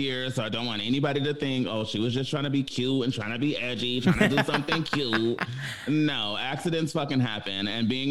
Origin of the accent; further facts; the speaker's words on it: Pomona, California, United States; also born or lived in Inglewood, California; I grew up in Pomona